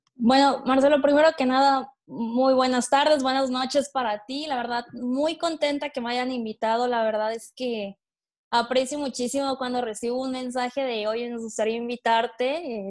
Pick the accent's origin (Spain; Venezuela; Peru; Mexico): Mexico; Tabasco; moved away as an adult; now in Puebla, Mexico; yo soy de Tabasco, estoy en Puebla, pero soy de Tabasco